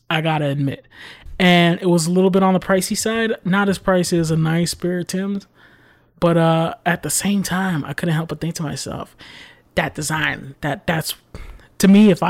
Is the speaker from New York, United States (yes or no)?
yes; New York City, New York, United States; It's in my blood as a New Yorker born in the Bronx to put these Tims on my feet.